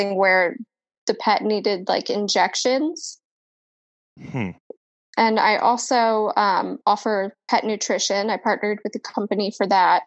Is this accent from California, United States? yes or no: no; Colorado, United States; now in Florida, United States; I am originally from Colorado, and it's really cold there.